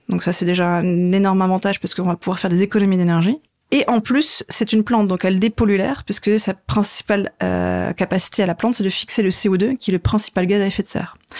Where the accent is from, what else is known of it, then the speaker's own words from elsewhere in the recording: Lorraine, Grand Est, France; moved away as an adult; now in Strasbourg, France; je suis pas alsacienne, mais je suis lorraine